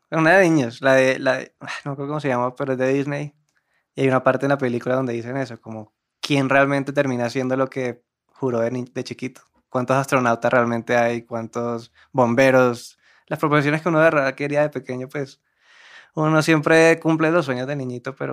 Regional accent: Cartagena, Bolívar, Colombia; Bueno, yo soy de Cartagena, orgullosamente. ¿Qué más dice uno de uno? Que tengo 23 años.

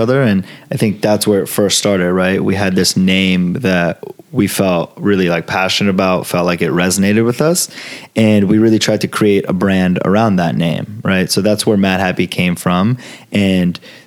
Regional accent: Los Angeles, California, United States; first language Italian and Farsi; English is a second language; also born or lived in Florence, Italy; growing up in LA, growing up around Fairfax

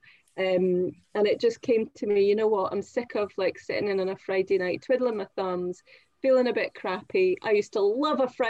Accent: Perth, Scotland, United Kingdom; moved away as an adult; also born or lived in Greenock / Aberdeen; now in London, United Kingdom; I was born in Greenock, which is close to Glasgow, but I grew up in a place called Perth, which is close to Edinburgh.

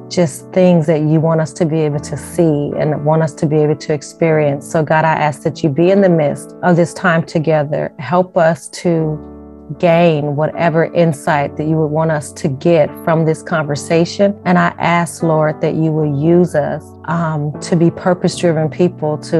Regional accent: Las Vegas, Nevada, United States; now in Ohio, United States; I'm actually from Las Vegas, Nevada.

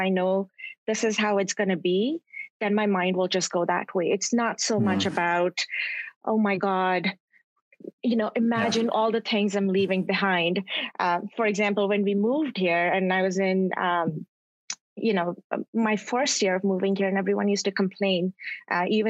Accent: Karachi, Sindh, Pakistan; now in Toronto, Canada; I grew up in Karachi, then I continued to grow up in Toronto

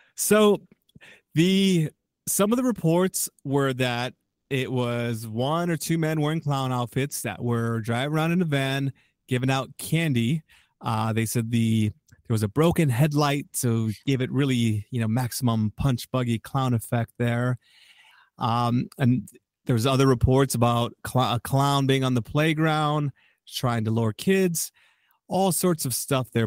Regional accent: Chicago, Illinois, United States; I'm a Chicagoan

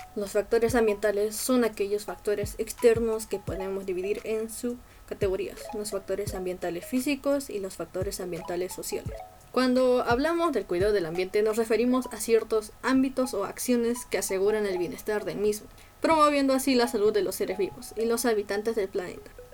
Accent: Peru; soy de Perú

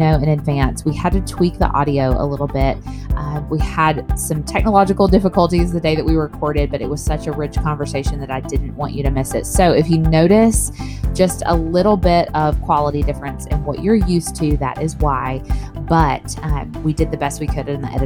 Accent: Northeast Tennessee, United States; moved away as an adult; also born or lived in Knoxville, Tennessee; now in South Mississippi, United States; I was born in Northeast Tennessee in like the Tri-Cities area

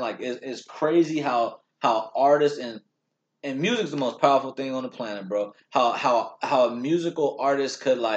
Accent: Long Beach, California, United States; we're from Long Beach, originally born there

